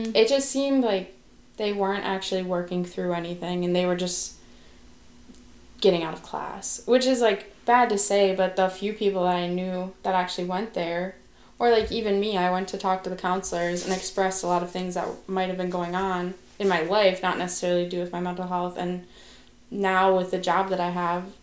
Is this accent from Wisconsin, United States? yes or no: yes; near Milwaukee, Wisconsin, United States; I also grew up in a pretty small town, sort of, near Milwaukee